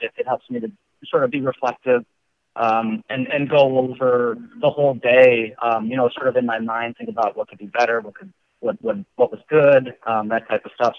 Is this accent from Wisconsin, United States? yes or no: yes; Wisconsin, United States; accent: Wisconsin; now in Lake Zurich, United States; my Wisconsin accent